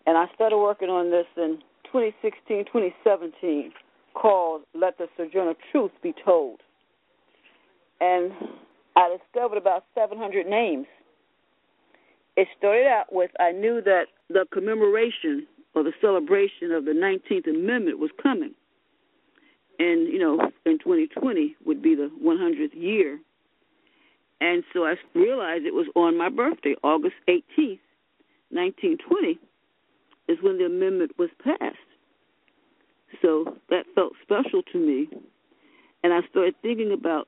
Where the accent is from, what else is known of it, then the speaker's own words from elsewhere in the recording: Tennessee, United States; now in Baltimore, United States; when I was a kid growing up in Tennessee